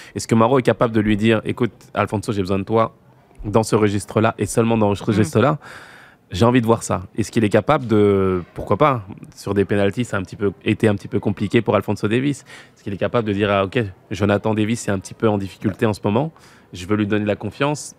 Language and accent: French; Noisy-le-Sec, Île-de-France, France; chez moi, à Noisy-le-Sec